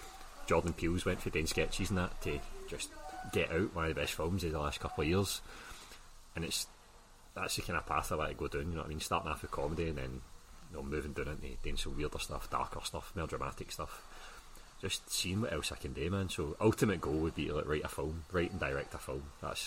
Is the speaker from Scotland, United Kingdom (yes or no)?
yes; Scotland, United Kingdom; Maybe it's just we as young Scottish guys, we don't really know how to deal with that.